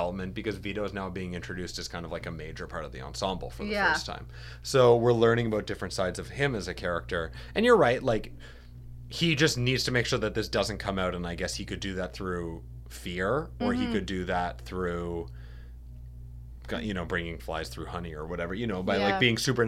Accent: Canada; now in New York, United States; We are Canadian.

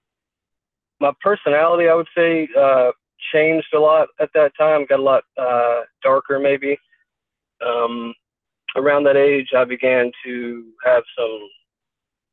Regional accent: Kentucky, United States; I'm from Kentucky

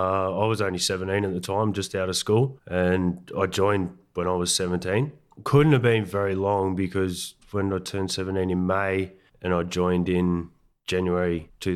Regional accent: Moss Vale, New South Wales, Australia; Mate, I grew up here, the Southern Highlands. I was born in Barrow Hospital. I had two sisters and a brother, all younger. Went to the local school here in Mossvale.

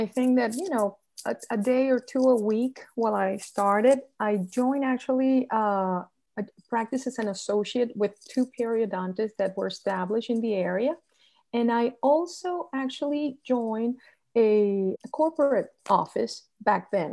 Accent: Venezuela; moved away as an adult; also born or lived in Chapel Hill, North Carolina; now in Miami, United States; I was born and raised in Venezuela

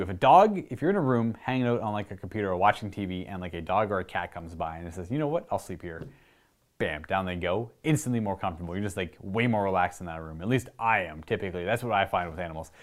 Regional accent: Canada; Being Canadian

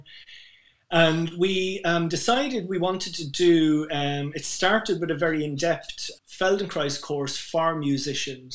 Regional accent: Ireland; I'm Irish

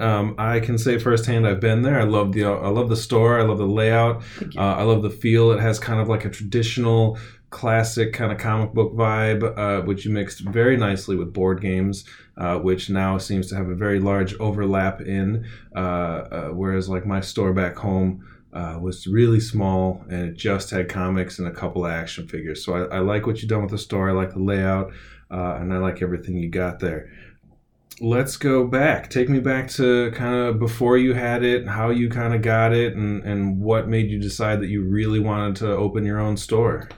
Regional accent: Wilmette, Illinois, United States; moved away as an adult; also born or lived in San Francisco; now in Austin, United States; I grew up in Wilmette, just outside of Chicago

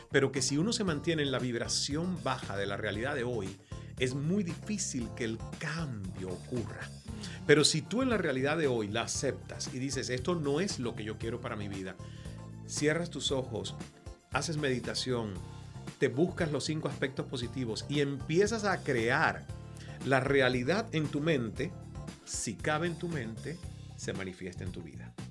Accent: Cuba; accent: Venezuelan; A mí me preguntan constantemente, ¿pero de dónde eres? Y digo, ¿pero cuántas veces voy a decir que soy cubano? Y sobre todo, por mi cercanía con los venezolanos

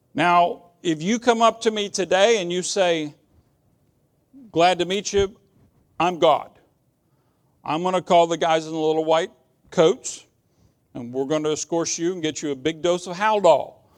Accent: United States; I'm an American

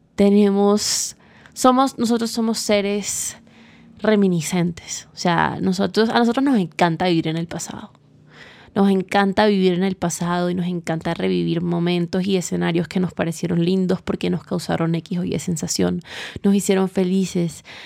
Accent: Barranquilla, Atlántico, Colombia; now in Bogotá, Colombia; Yo vivo en Bogotá, soy de Barranquilla

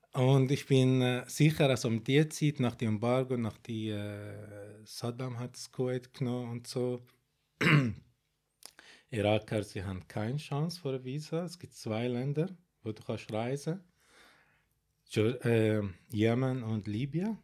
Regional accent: Baghdad, Baghdad Governorate, Iraq; German is a second language; moved away as an adult; now in Switzerland; Also ich bin in Bagdad geboren

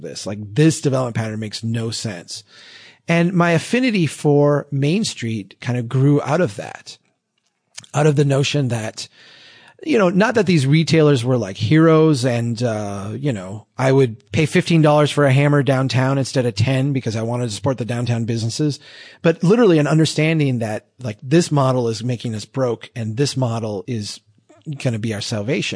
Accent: Brainerd, Minnesota, United States; born or raised there

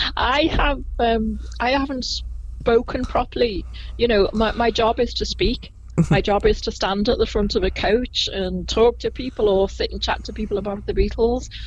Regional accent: Liverpool, North West England, United Kingdom; I was born in Liverpool, in the same hospital as Paul McCartney, in 1961

